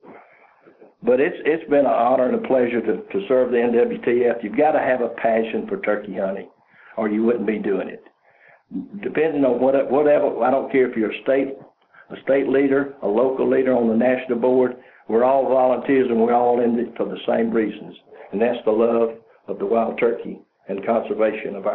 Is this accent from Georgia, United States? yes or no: yes; Georgia, United States; I'm from Georgia